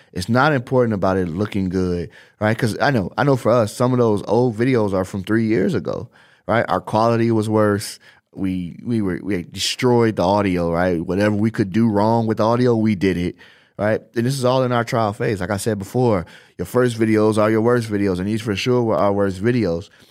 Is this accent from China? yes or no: no; Chicago, Illinois, United States; now in Las Vegas, United States; I come from Chicago, I live in Las Vegas, and all of my family is still in Chicago